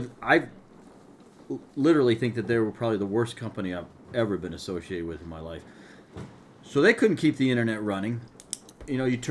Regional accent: central Connecticut, United States; now in Vermont, United States; I grew up down in Connecticut, central Connecticut

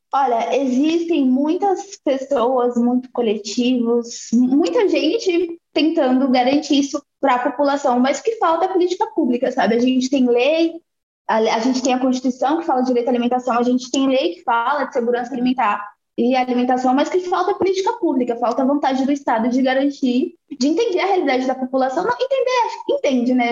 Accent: Salvador, Bahia, Brazil; now in Carapicuíba, Brazil; sou de Salvador, Bahia, mas moro em Carapuíba, moro em São Paulo há muitos anos

